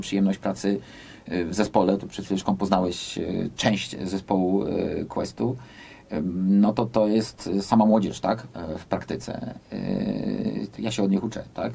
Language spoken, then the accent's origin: Polish; United States; now in Poland; Ja wychowałem się w Stanach Zjednoczonych